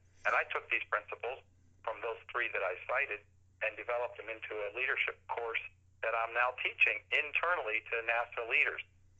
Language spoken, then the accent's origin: English; Saudi Arabia; also born or lived in United States; I grew up in Saudi Arabia. I was born in Pittsburgh.